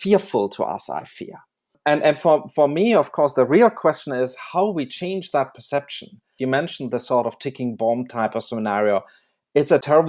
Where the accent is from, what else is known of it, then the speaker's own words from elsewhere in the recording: Germany; I grew up in Germany